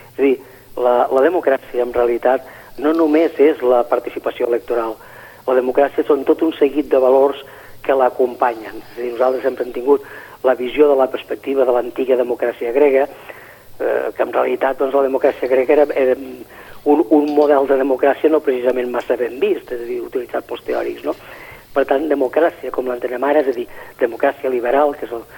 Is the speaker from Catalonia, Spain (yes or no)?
yes; Catalonia, Spain